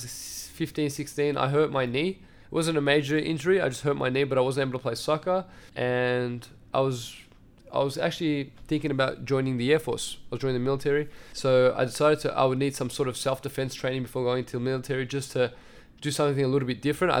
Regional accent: Melbourne, Victoria, Australia; first language Assyrian; I grew up in Meadow Heights

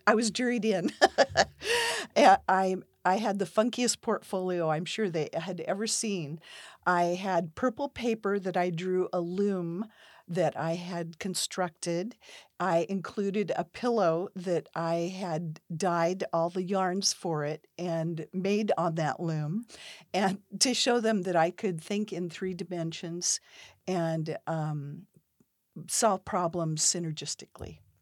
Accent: Pacific Northwest, United States; I grew up in the Pacific Northwest in a family of entrepreneurs

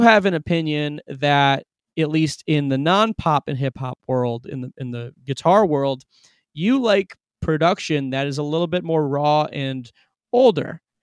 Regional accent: Cleveland, Ohio, United States; I'm not from there, I'm from Cleveland

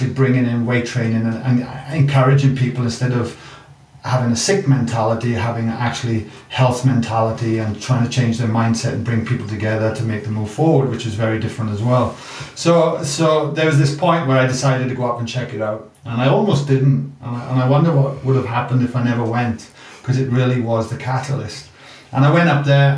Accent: Wales, United Kingdom; moved away as an adult; now in Australia; you can hear my accent. I'm a product from Wales.

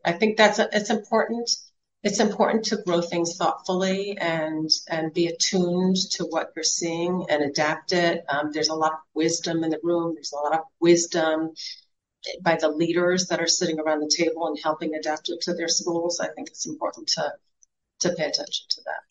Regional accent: Silver Spring, Maryland, United States; I'm from Silver Spring originally

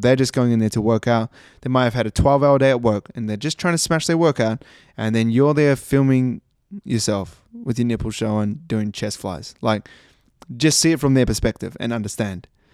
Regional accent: New Zealand; also born or lived in Christchurch, New Zealand; now in Australia; I live in Australia. And I was born in New Zealand

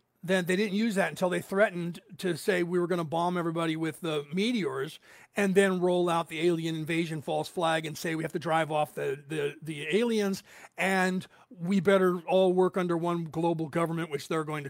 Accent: Ireland; I'm Irish, and we like that sort of thing.

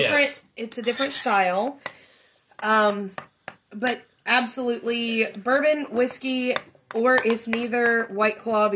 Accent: Kentucky, United States; I am from Kentucky, born and raised. I am a Kentucky lady.

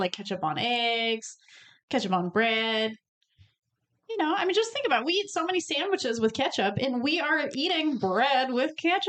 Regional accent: Detroit, Michigan, United States; accent: Midwest; But even though I'm from the Detroit area

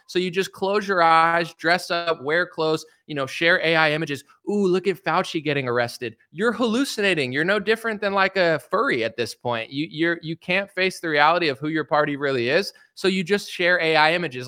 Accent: United States; as an American citizen

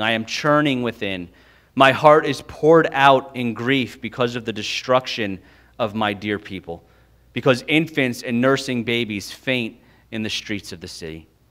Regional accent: United States; we, as American evangelicals

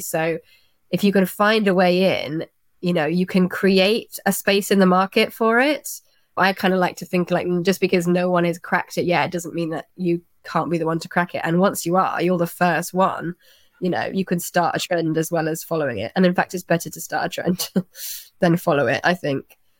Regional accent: Twickenham, London, United Kingdom; I'm from Twickenham

